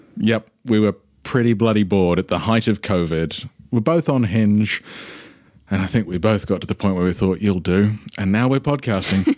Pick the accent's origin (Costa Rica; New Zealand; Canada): New Zealand; moved away as an adult; now in London, United Kingdom; I'm from New Zealand